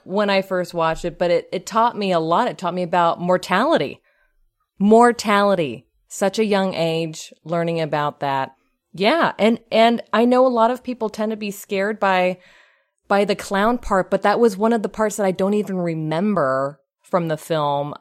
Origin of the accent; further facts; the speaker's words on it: Pasadena, California, United States; I am from Pasadena, California.